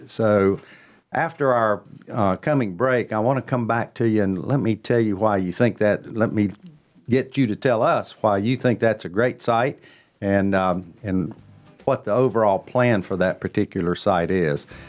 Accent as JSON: {"language": "English", "town": "Cornelius", "region": "North Carolina", "country": "United States", "tie": "born or raised there", "said": "my hometown"}